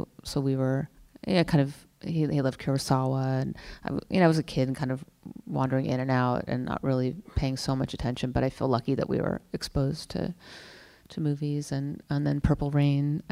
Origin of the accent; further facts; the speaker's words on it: Napa Valley, California, United States; I grew up in Napa Valley